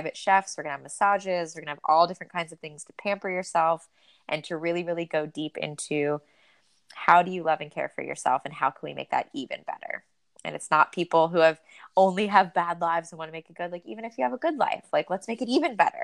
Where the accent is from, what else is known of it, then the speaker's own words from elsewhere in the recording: Florida, United States; moved away; The water is still warm in Florida in the winter. I grew up there.